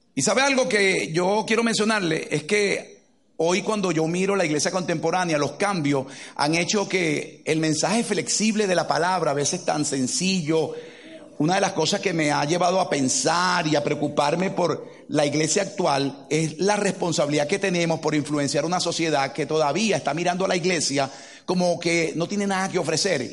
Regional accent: Caracas, Capital District, Venezuela; moved away; Crecimos en Caracas, Venezuela

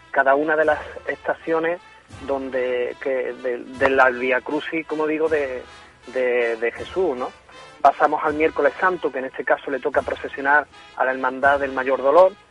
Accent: Pedro Abad, Andalusia, Spain; Y esto es la Semana Santa de mi pueblo.

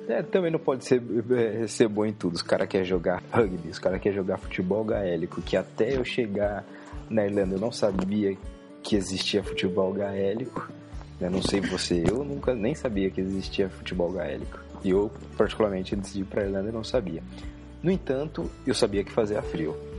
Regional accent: São Paulo, Brazil; eu que sou de São Paulo

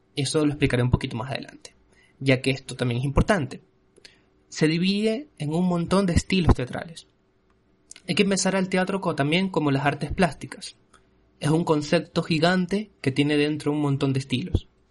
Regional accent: Ecuador; en mi país, en Ecuador

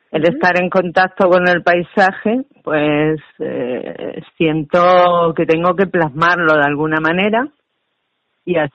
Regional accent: Campo de Calatrava, Castilla-La Mancha, Spain; Mi pueblo, de Calatrava, es una zona volcánica

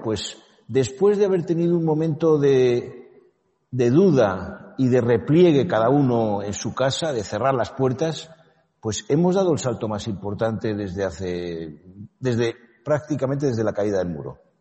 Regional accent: Spain; yo, como español y como europeo

